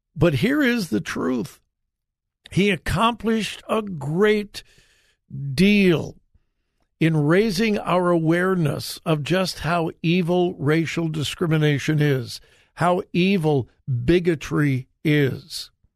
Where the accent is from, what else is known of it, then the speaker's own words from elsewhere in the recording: Southern California, United States; moved away; I grew up in Southern California where, you know, it doesn't snow, it's not cold